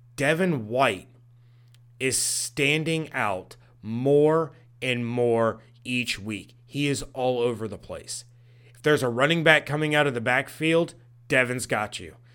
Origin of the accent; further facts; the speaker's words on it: Dayton, Ohio, United States; right here in my hometown